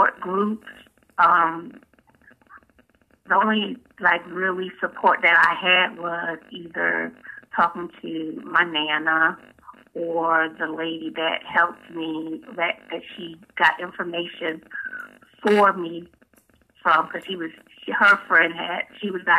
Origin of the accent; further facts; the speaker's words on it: Atlantic City, New Jersey, United States; moved away as an adult; now in North Carolina, United States; I'm originally from Atlantic City, New Jersey, but I've been living in North Carolina since 2004